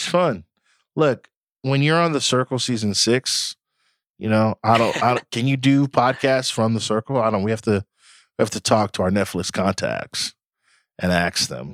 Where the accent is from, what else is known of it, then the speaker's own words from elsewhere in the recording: Nigeria; I'm also Nigerian